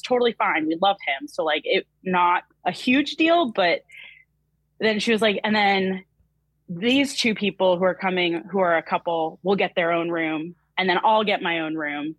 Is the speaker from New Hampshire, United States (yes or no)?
yes; New Hampshire, United States; I am from New Hampshire, so fellow New Englander over here